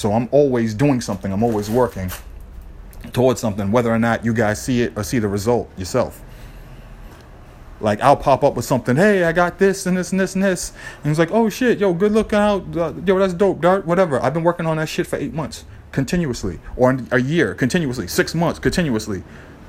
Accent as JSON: {"language": "English", "town": "Boston", "region": "Massachusetts", "country": "United States", "tie": "born or raised there", "said": "growing up in Boston"}